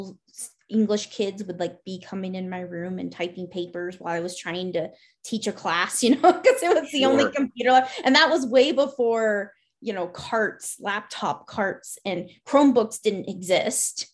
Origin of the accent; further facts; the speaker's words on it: Montana, United States; also born or lived in Florida; I grew up in Florida the first half of my childhood, and then Montana the second half of my childhood. And then I stayed in Montana as an adult.